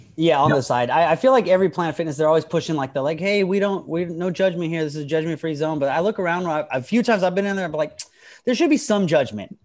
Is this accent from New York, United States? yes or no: no; Stockton, California, United States; my hometown Stockton